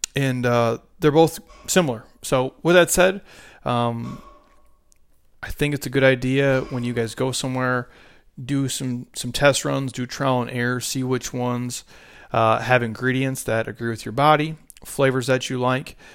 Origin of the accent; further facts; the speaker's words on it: Midwest, United States; I grew up in the Midwest